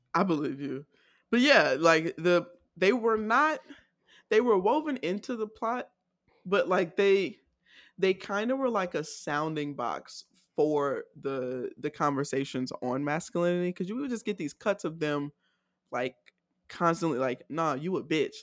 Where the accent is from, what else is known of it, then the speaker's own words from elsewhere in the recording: Decatur, Georgia, United States; I'm from Decatur